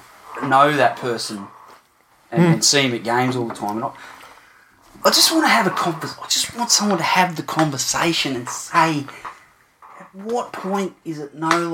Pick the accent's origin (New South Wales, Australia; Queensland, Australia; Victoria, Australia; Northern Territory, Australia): New South Wales, Australia; Campbelltown; I'm from Campbelltown. I do a lot of future thinking.